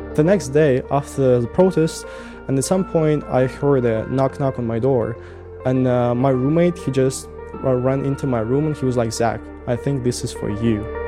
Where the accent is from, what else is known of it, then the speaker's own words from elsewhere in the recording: Russia; English is a second language; moved away as an adult; now in Tbilisi, Georgia; I'm saying from Russia